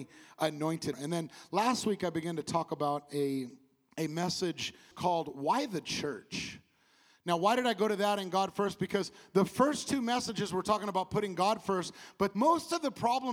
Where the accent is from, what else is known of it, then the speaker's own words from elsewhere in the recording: California, United States; I come from California